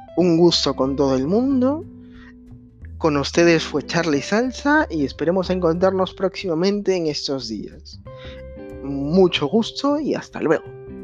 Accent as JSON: {"language": "Spanish", "country": "Peru", "tie": "born or raised there", "moved": "yes", "lives_now": "Spain", "said": "actualmente me encuentro viviendo en España, pues hay como 6 horas de diferencia con mi país natal, que es Perú"}